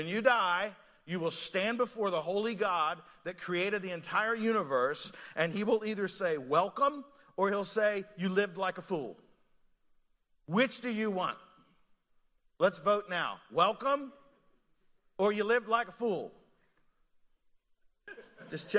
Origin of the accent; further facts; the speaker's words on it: Eastern Kentucky, United States; now in Montgomeryville, United States; I grew up in Eastern Kentucky